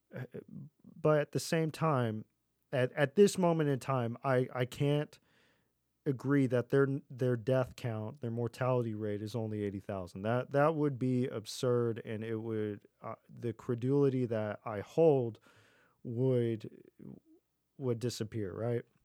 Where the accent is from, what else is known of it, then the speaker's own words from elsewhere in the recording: Texas, United States; growing up in Texas